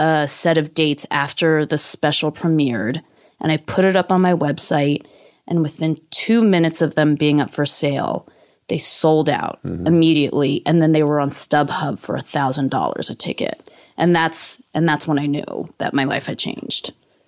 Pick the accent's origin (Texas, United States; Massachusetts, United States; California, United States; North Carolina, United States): California, United States; San Francisco; I grew up in San Francisco, which is like Asian Wakanda.